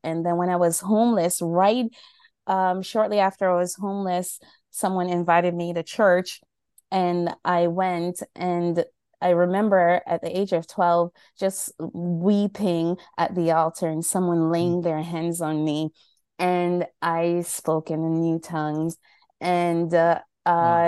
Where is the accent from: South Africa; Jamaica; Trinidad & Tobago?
Jamaica; now in New York, United States; right now I'm in New York, um, in the cold, but I'm from Jamaica.